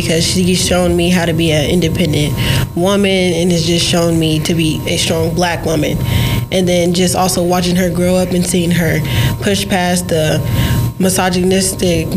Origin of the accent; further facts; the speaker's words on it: Liberal, Kansas, United States; I'm from Liberal, Kansas